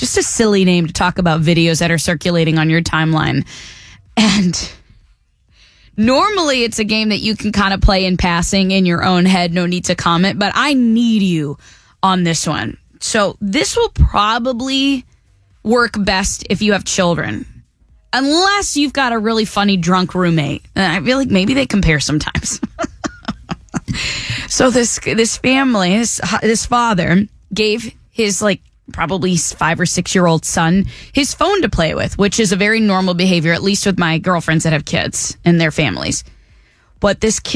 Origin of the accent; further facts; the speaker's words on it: New England, United States; moved away; I'm originally from New England